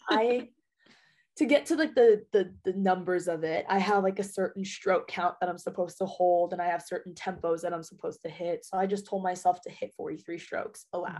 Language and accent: English; Las Vegas, Nevada, United States; moved away as an adult; Born and raised in Vegas.